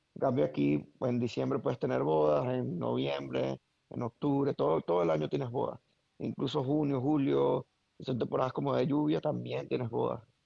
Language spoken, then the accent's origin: Spanish; Caracas, Capital District, Venezuela; moved away as an adult; now in Mexico; Nací en Venezuela, Caracas, y una, infancia excelente